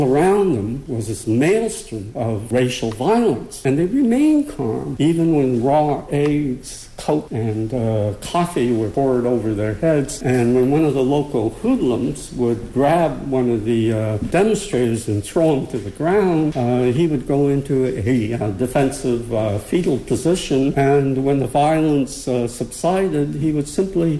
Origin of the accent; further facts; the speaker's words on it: Chatham, Ontario, Canada; growing up in Chatham that I hated being Japanese